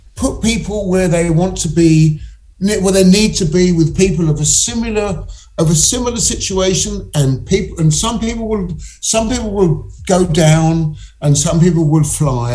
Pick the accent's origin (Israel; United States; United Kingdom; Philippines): United Kingdom; England; being English